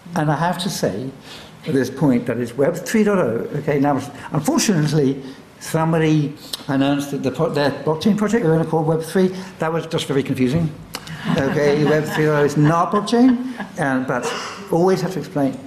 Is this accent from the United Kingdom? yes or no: yes; London, United Kingdom; born or raised there